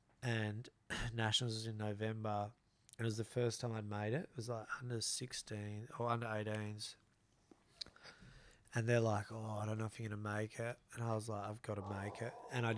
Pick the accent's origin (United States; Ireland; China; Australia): Australia; Broome, Western Australia; We're from Broome originally.